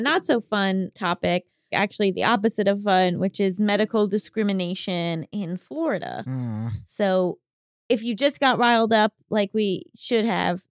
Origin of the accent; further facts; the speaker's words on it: Brazil; English is a second language; I'm 27 years old, and I'm from Brazil.